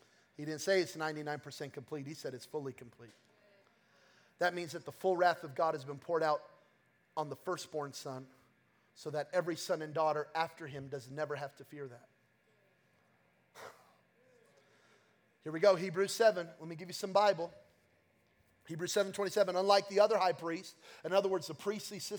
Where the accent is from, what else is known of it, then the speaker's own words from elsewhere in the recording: Belen, New Mexico, United States; I'm from New Mexico, okay? And I'm from Belen, New Mexico. And we're hunters, we're farmers, we're gatherers. And so we're not like you city folk, okay? And so growing up, we had chickens.